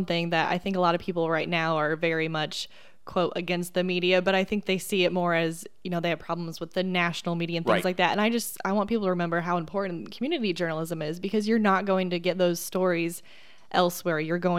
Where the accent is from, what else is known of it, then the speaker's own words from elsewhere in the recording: Indiana, United States; I wasn't particular to Indiana, although I am from Indiana.